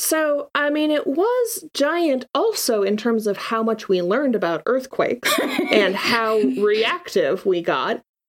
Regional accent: Washington, United States; growing up in Washington.

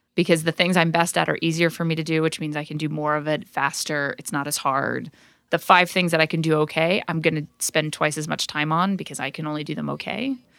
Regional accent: Orem, Utah, United States; moved away; I grew up in Orem, Utah, which is a tiny conservative town in a very conservative state

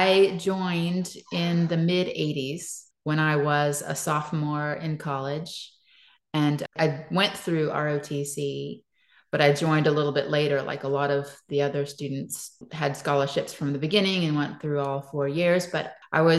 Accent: the South, United States; moved away; I grew up in the South

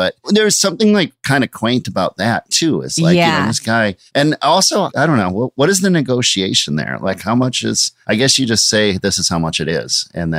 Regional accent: Minnesota, United States; now in Brooklyn, United States; I grew up in Minnesota

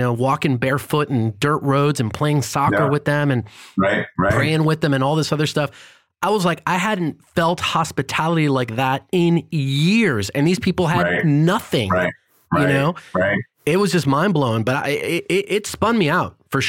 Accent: United States; Thank God I'm an American

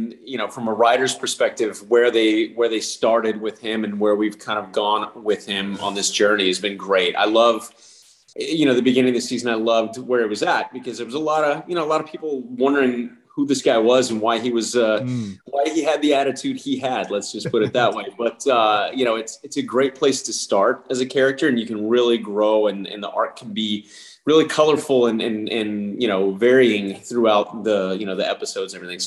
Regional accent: El Paso, Texas, United States; moved away as an adult; also born or lived in Lubbock, Texas; now in Los Angeles, United States; I was born in Lubbock, Texas. And then I grew up for the most part in El Paso, Texas.

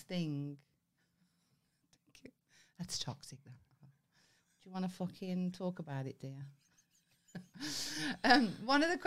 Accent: Birmingham, West Midlands, United Kingdom; growing up in Birmingham

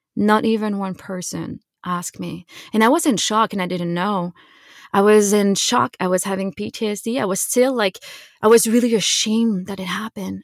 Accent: Quebec, Canada; I grew up in Quebec, in Canada

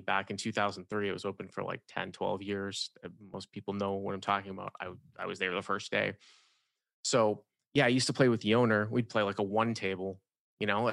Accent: Boston, Massachusetts, United States; moved away as an adult; also born or lived in Syracuse, New York / Los Angeles, California; The Boston area, Massachusetts

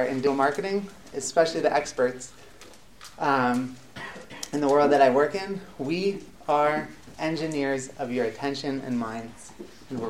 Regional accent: Rochester, New York, United States; moved away as an adult; also born or lived in Atlanta; now in Beit Shemesh, Israel; I grew up in Rochester, New York, in upstate New York, near Buffalo

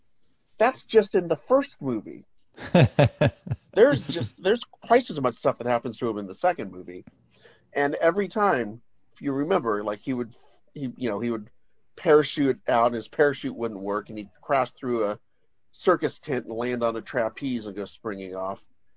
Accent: near Fresno, California, United States; growing up near Fresno

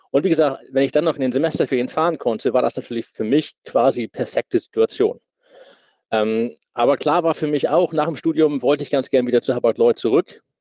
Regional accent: Brunsbüttel, Schleswig-Holstein, Germany; Ich bin in Brunsbüttel aufgewachsen und natürlich äh, direkt am Nordostseekanal an der Elbe. Nordsee ist nicht weit.

